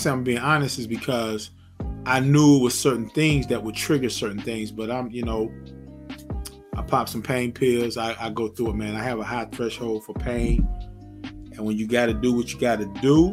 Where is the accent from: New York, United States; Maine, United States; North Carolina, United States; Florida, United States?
North Carolina, United States; Zebulon; moved away as an adult; now in Georgia, United States; my home state, my hometown, Zebulon, North Carolina